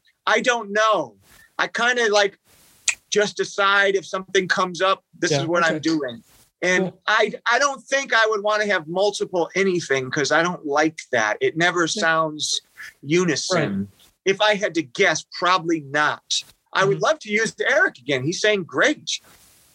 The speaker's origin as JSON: {"language": "English", "town": "Detroit", "region": "Michigan", "country": "United States", "tie": "born or raised there", "said": "growing up in Detroit"}